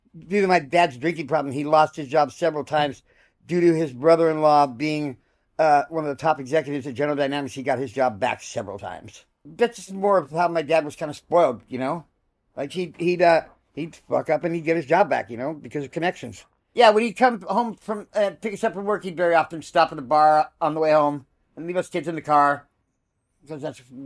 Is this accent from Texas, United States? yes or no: no; El Cajon, California, United States; also born or lived in La Mesa, California; I was born in La Mesa, California